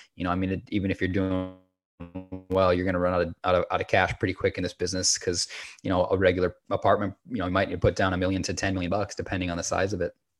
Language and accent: English; Minnesota, United States; moved away as an adult; also born or lived in Salt Lake City, Utah; I grew up in Minnesota, and after high school, I transitioned to Salt Lake City to commit to this career